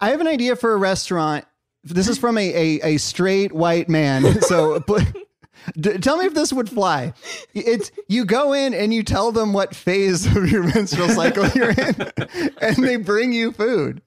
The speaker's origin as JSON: {"language": "English", "region": "California", "country": "United States", "said": "I'm from California"}